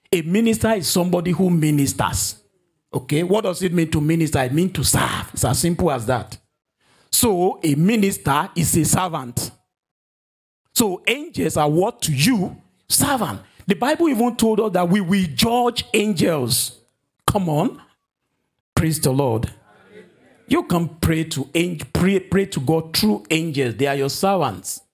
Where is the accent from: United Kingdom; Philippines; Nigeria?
Nigeria; moved away; my home country, Nigeria